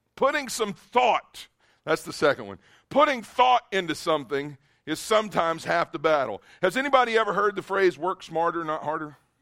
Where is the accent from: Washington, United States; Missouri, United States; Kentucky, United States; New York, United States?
Kentucky, United States; moved away; I am a redneck from Kentucky, born and raised